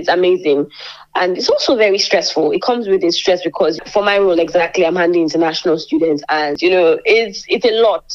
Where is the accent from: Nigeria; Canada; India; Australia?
Nigeria; moved away as an adult; now in Lincoln, United Kingdom; I am from Nigeria